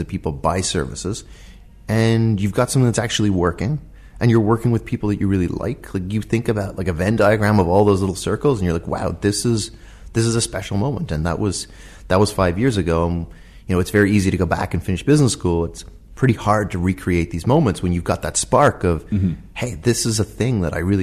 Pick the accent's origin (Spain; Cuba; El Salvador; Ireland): Ireland; Dublin, Leinster; moved away as an adult; also born or lived in Boston; I'm from Dublin, from Ireland